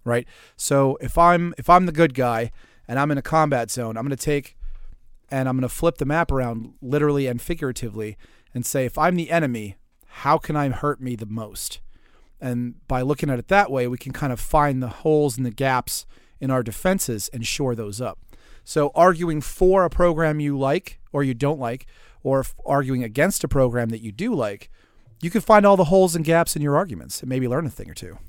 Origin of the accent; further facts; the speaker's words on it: Pearl River, Louisiana, United States; Pearl River, Louisiana, population twenty-six hundred, which is my hometown.